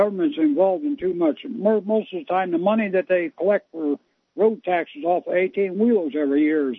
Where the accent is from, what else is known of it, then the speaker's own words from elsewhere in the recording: Tampa, Florida, United States; now in North Florida, United States; I'm from Tampa Bay area. I live in North Florida now.